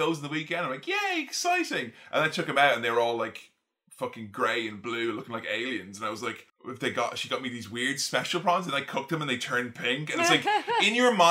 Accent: Ireland; as an Irishman

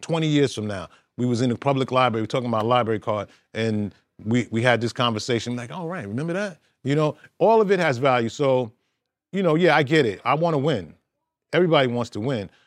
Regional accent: New York City, New York, United States; I'm originally from Brooklyn

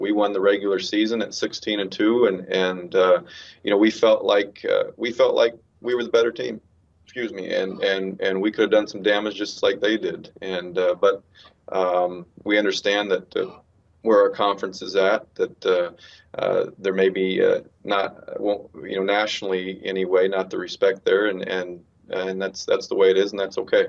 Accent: Phoenix, Arizona, United States; moved away as an adult; now in Lancaster, United States; I came from Phoenix, um, and and had been there through through high school and college

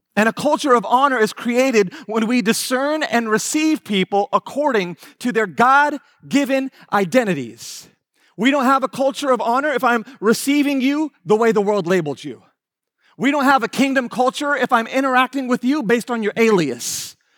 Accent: Houston, Texas, United States; I am from Houston, Texas

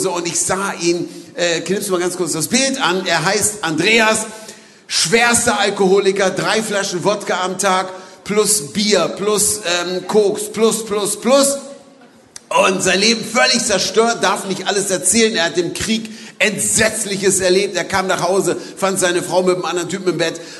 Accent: Berlin, Germany; ich komme aus Berlin

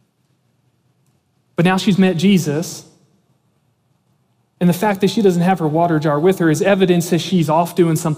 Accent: Antietam Creek, Maryland, United States; Growing up, we grew up on the Antietam Creek in Maryland

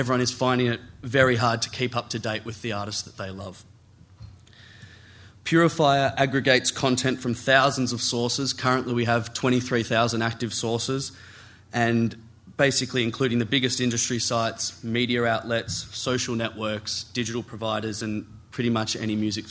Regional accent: Australia; I'm from Australia

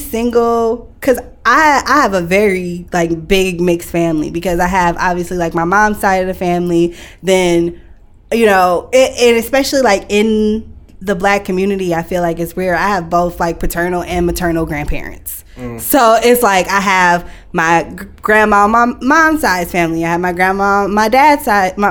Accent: Lansing, Michigan, United States; also born or lived in Detroit; I grew up in Lansing, so everybody's like, the way that I talk, the way that I am, I sound like I'm from Lansing

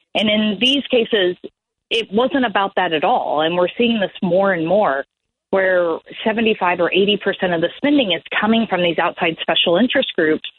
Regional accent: Kansas, United States; my home state of Kansas

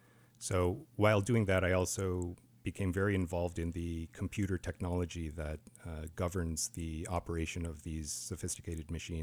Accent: Wyoming, United States; I was born in Wyoming, actually. My parents immigrated here from South Korea, and they jumped through all the hoops to become American citizens about 50 years ago. So I grew up in kind of the mountain states

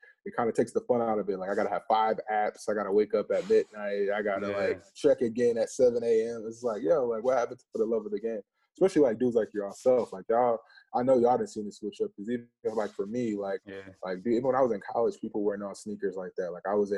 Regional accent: Midwest, United States; growing up in the Midwest, like, we didn't have boutiques and stuff like that growing up.

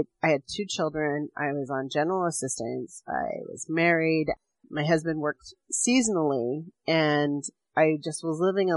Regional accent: Hoopa, California, United States; I grew up on Hoopa and went to school there and lived my entire life with the premise that I would never leave

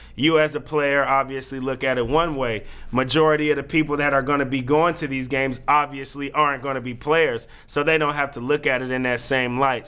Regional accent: Oakland, California, United States; now in Portland, United States; the team that is in my hometown that gave me childhood memories

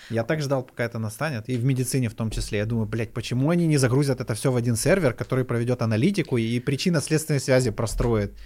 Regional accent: Kyiv, Ukraine; Я сам из Киева

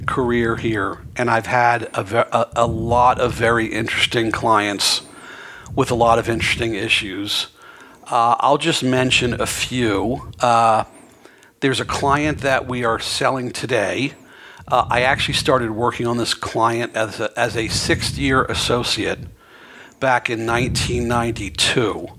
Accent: East Coast, United States; moved away as an adult; also born or lived in New York; now in San Francisco Bay Area, United States; I'm from the East Coast, born and raised. I was educated on the East Coast, went to law school in New York

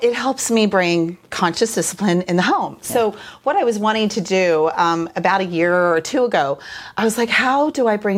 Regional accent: Kansas City, Missouri, United States; I am from Kansas City, Missouri, but I work at Grace Early Childhood in Belton, Missouri

